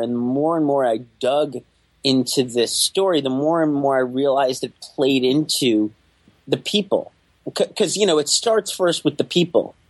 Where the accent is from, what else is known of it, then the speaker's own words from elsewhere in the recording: New York City, New York, United States; growing up in Staten Island in the 1980s